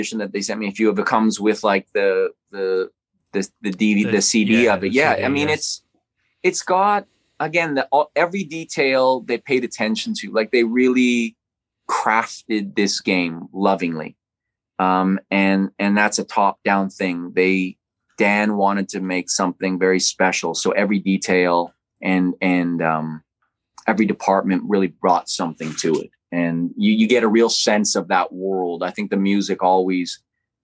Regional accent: Winnipeg, Manitoba, Canada; I grew up in Winnipeg, Manitoba, watching movies.

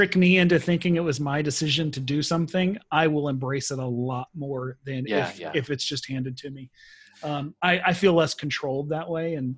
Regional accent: United States; now in Sweden; I'll never stop being American no matter how hard I try.

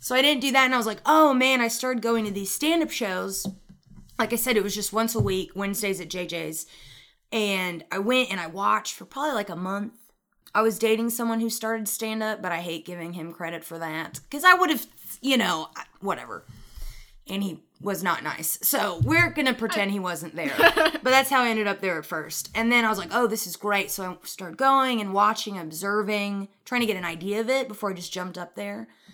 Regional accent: Nashville, Tennessee, United States; now in Chattanooga, United States; I grew up in Nashville

